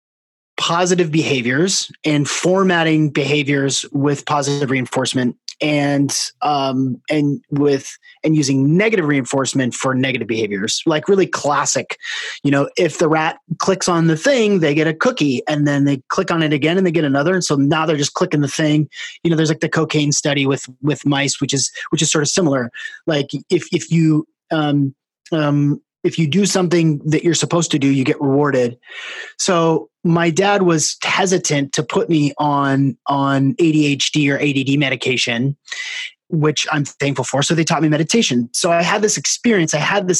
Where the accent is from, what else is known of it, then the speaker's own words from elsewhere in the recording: Seattle, Washington, United States; I'm from Seattle and grew up in the Northwest running around in the woods bare feet